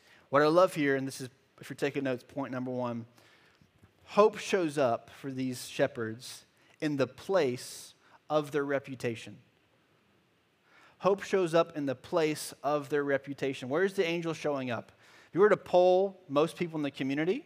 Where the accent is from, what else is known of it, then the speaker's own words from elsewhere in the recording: Charlotte, North Carolina, United States; I grew up in Charlotte, North Carolina